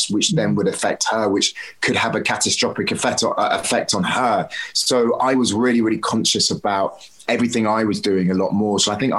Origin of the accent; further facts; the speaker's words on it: Devon, South West England, United Kingdom; I grew up in Devon as a child.